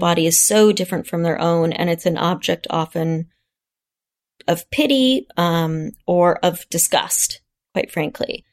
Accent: Kansas, United States; my hometown of Kansas

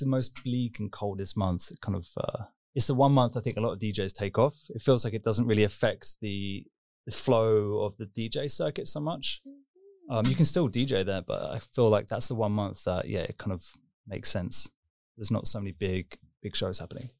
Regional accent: London, United Kingdom; moved away; also born or lived in Kingston upon Thames / Esher, Surrey / Berlin; grew up in London, just ki-, kind of Greater London. So I was born in Kingston upon Thames

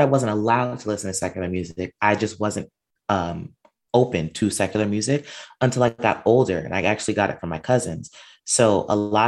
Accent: Long Island, New York, United States; I was born and raised out here in New York, a Long Island resident

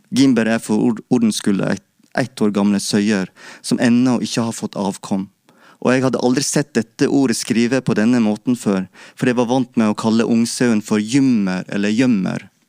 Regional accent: Vik, Vestland, Norway; also born or lived in Feios; i Vik i Sogn, der jeg vokste opp

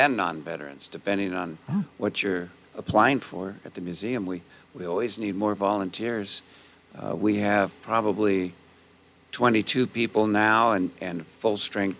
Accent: Southern California, United States; now in San Luis Obispo, United States; Yeah, I was born and raised in Southern California.

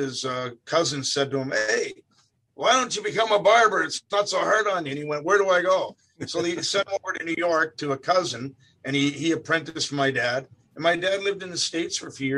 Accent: Toronto, Ontario, Canada; moved away as an adult; also born or lived in Mississauga / Cambridge, Ontario; now in Burlington, Canada; I'm from Etobicoke, but I was born in Toronto

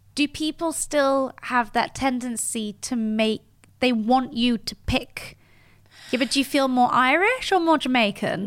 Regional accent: Geneva, Switzerland; now in London, United Kingdom; I'm half English, half French, but I was born and raised in Switzerland.

